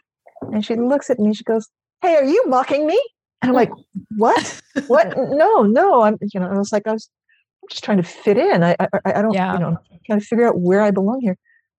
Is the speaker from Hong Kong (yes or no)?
no; Philippines; now in New York, United States; And as a person, and as a Filipino, really, I'm a natural mimic, right?